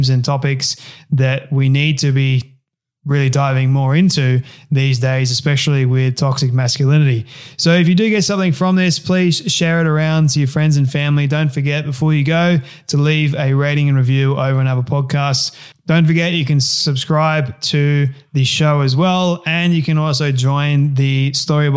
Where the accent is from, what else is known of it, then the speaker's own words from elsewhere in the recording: Sydney, New South Wales, Australia; I'm from Sydney